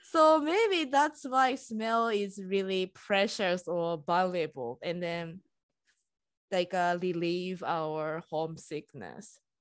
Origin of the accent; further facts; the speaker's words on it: Japan; now in United States; I'm Japanese, and I'm living in U S